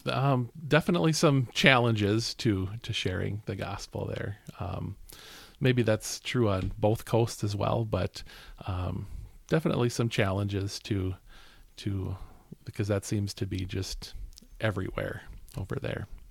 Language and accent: English; Bristol, Wisconsin, United States; I'm from Bristol